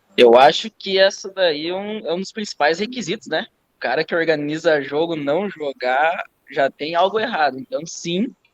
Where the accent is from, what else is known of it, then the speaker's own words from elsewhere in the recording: Campos Novos, Santa Catarina, Brazil; Eu sou de Campos Novos, Santa Catarina, próximo a Joaçaba, Santa Catarina também